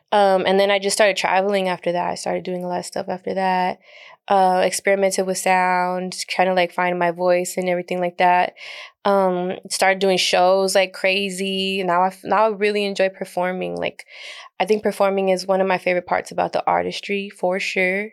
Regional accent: El Paso, Texas, United States; moved away as an adult; I spent most of my life there

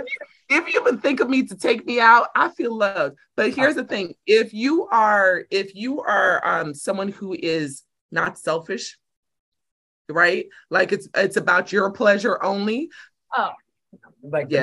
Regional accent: New York City, New York, United States; I'm urban at the roots. I'm a New Yorker.

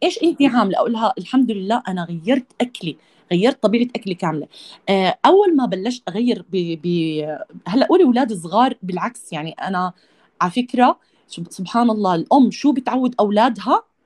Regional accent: Jordan; انا اردنيه

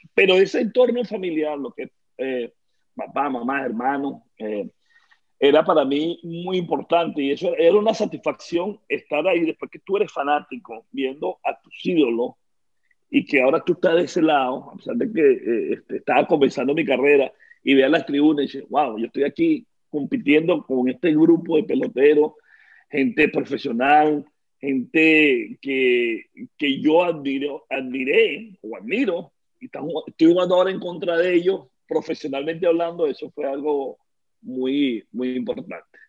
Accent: Petare, Miranda, Venezuela; Nací en Caracas, en eh, la, universidad, mira yo, en la maternidad Concesión Palacio, pero me crié en Petare, ¿no? en Petare viví mis primeros 20 años de, de vida

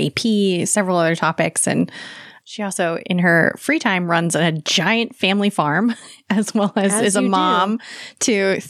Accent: Connecticut, United States; growing up in Connecticut.

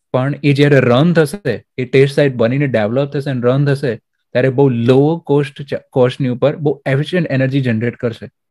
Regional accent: Aravalli district, Gujarat, India; મારું ગામ જે છે અત્યારે આપણે અરવલ્લી જિલ્લામાં છે

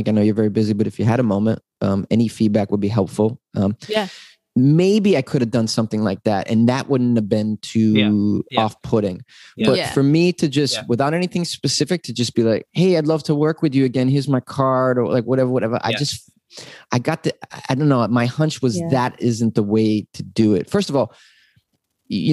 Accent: Boston, Massachusetts, United States; now in Los Angeles, United States; I'm from Boston

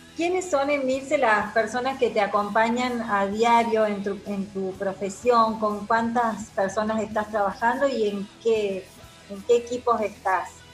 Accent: Marcos Juárez, Córdoba, Argentina; en mi pueblo, en el ECOA de Marco Juárez

